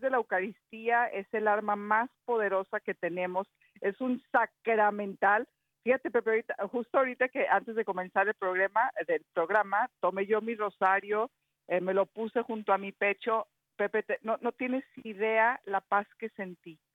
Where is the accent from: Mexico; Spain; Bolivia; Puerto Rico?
Mexico